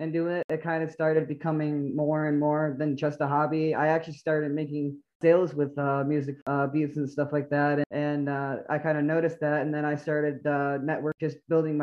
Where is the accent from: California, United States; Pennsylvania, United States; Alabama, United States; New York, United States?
New York, United States; moved away as an adult; now in Florida, United States; I'm originally from New York. I recently just moved down to Florida a couple of years back.